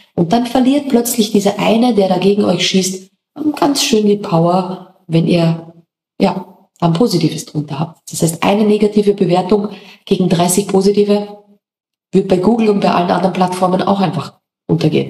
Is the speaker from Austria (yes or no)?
yes; Austria; moved away as an adult; now in Mallorca, Spain; als Österreicher